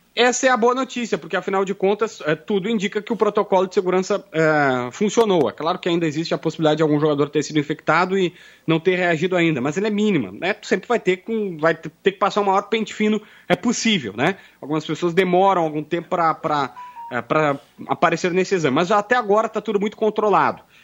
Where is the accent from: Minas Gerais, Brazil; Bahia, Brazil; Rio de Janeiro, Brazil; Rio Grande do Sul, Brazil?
Rio Grande do Sul, Brazil; Capivari do Sul; also born or lived in Osório; eu nasci em Osório, mas sou criado em Capivari do Sul que é indo para as praias ali do litoral